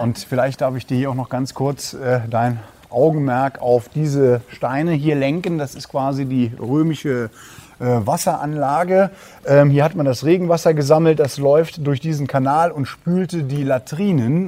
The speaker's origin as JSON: {"language": "German", "town": "Perl", "region": "Saarland", "country": "Germany", "said": "bei uns in Perlenennig"}